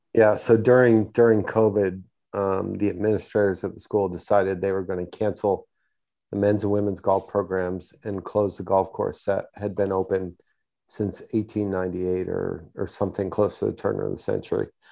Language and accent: English; Houston, Texas, United States; my hometown of Houston